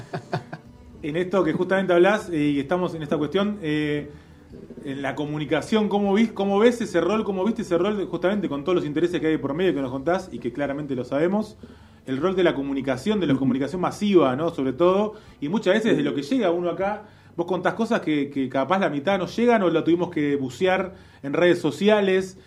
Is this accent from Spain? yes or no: no; Buenos Aires, Argentina; now in Chubut, Argentina; yo soy de Buenos Aires, sí. yo en realidad nací en Buenos Aires, estoy viviendo acá